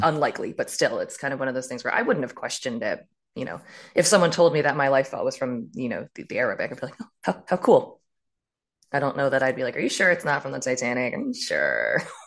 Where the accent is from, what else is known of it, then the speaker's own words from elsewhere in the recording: Maryland, United States; I grew up in a far more, um, re, like, removed area in Maryland